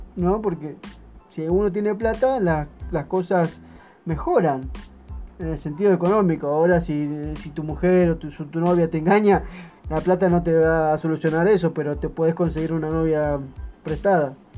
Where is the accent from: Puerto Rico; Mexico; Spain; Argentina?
Argentina; Buenos Aires; soy de Buenos Aires, Argentina